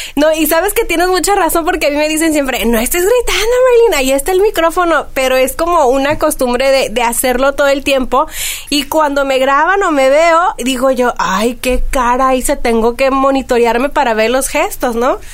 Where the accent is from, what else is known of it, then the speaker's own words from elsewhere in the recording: Mexico; como buena mexicana